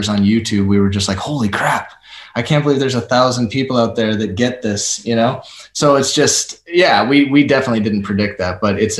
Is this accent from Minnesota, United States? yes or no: yes; Minnesota, United States; I'm from Minnesota